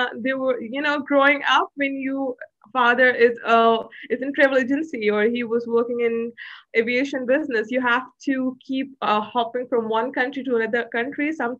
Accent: Pakistan; born there; So I was born in Pakistan because my father was working in aviation field. And then I was raised mainly in Pan-Asia because my father was traveling so much.

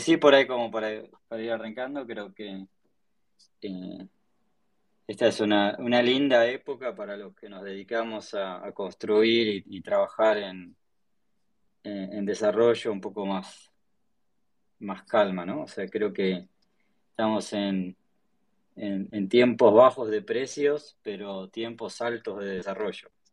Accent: Choele Choel, Río Negro, Argentina; yo soy del sur, soy, de la Patagonia, me crié en un pueblito que se llama Choel, el Río Negro

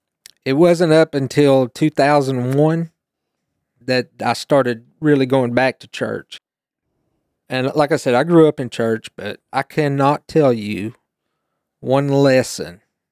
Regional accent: Oak Ridge, Tennessee, United States; I grew up in Oak Ridge, and my grandparents, they went to New Salem, which is on 61.

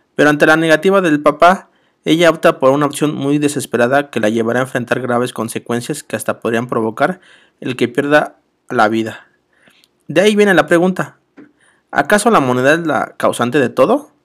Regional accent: Mexico City, Mexico; Soy de la Ciudad de México

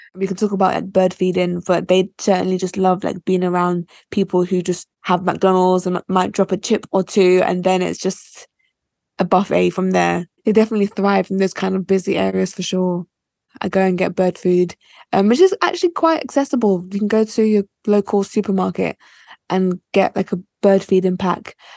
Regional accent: United Kingdom; So I'm Nigerian, but I was born in the UK.

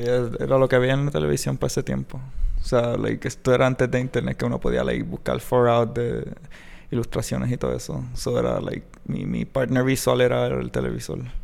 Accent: Mayagüez, Puerto Rico; soy de aquí de Mayagüez

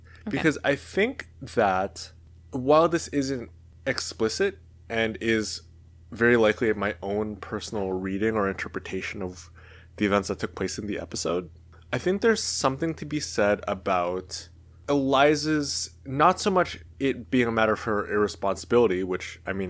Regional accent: Canada; I'm Canadian, doesn't affect me at all.

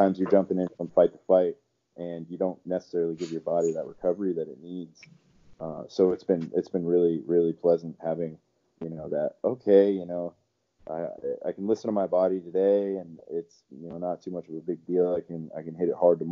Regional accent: Florida, United States; Was born and raised in Florida

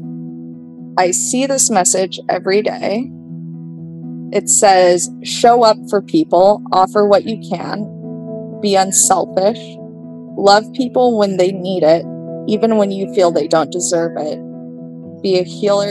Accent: New Mexico, United States; first language Vietnamese; English is a second language; very few people that also grew up in New Mexico

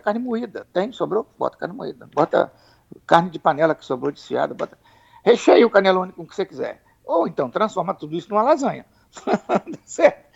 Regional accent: Espírito Santo, Brazil; como nós somos capixabas

